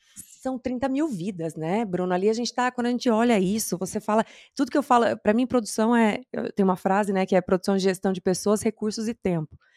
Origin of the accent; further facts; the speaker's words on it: interior of Mato Grosso do Sul, Brazil; moved away; Eu sou do interior do Mato Grosso do Sul